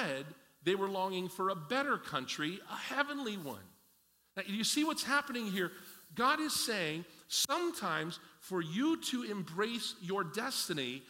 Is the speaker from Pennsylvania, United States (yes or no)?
yes; Pennsylvania, United States; I grew up in Pennsylvania, and I was a preacher's kid